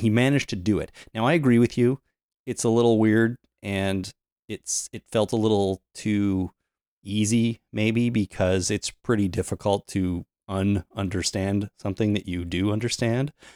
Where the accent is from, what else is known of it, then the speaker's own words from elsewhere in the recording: Canada; since we grew up in Canada, we know a little bit of French.